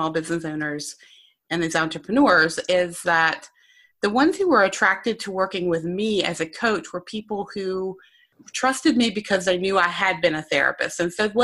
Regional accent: North Carolina, United States; accent: Southern; now in Lancaster, United States; I'm from North Carolina. So you'll catch a little bit of a Southern accent

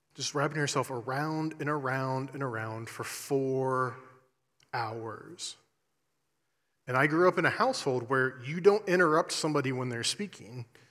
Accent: Columbus, Ohio, United States; moved away as an adult; also born or lived in Eastern Kentucky; I'm originally from Columbus, Ohio

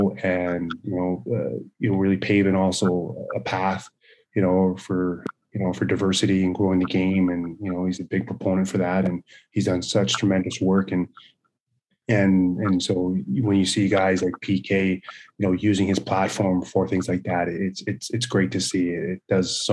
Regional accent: Brandon, Manitoba, Canada; growing up in Brandon, Manitoba

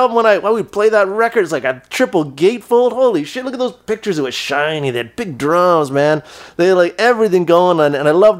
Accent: Toronto, Ontario, Canada; They're from my hometown.

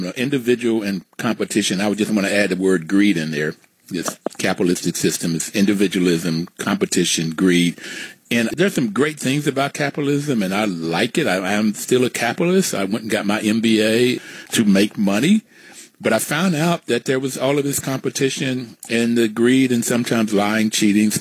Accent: Bluefield, West Virginia, United States; I grew up in Bluefield, West Virginia

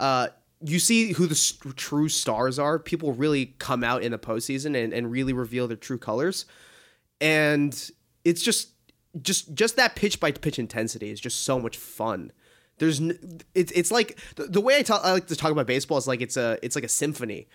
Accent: Boston, Massachusetts, United States; I grew up in Boston

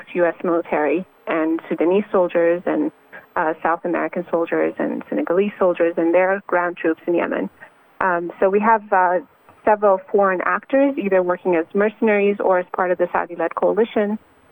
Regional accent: Canada; I'm Canadian.

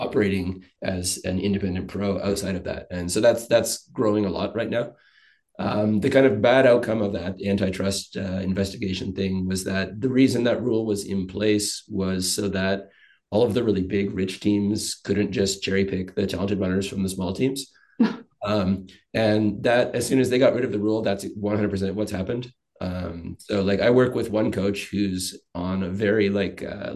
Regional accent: Canada; now in Japan; as a Canadian

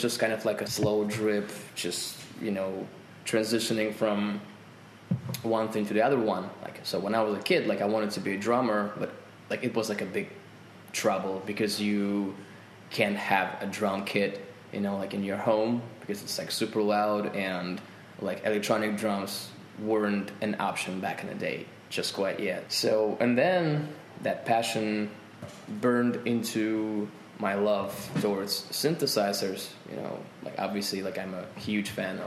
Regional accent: Volgograd, Volgograd Oblast, Russia; English is a second language; I'm from Volgograd

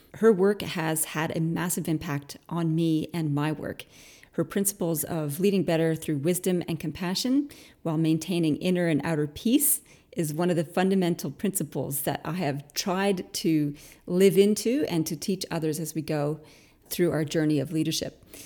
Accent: Canada; now in Australia; I'm Canadian originally

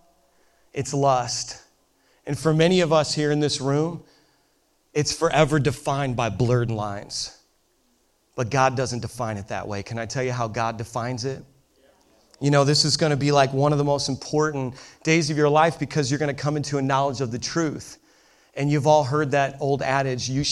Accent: Midwest, United States; accent: Midwest; It's from the Midwest

